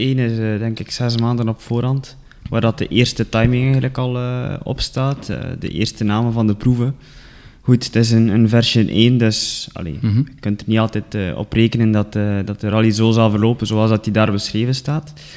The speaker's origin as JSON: {"language": "Dutch", "town": "Ledegem", "region": "Flanders", "country": "Belgium", "accent": "West Flemish", "moved": "as an adult", "lives_now": "Kruishoutem, Belgium", "said": "ik ben afkomstig van Ledegem"}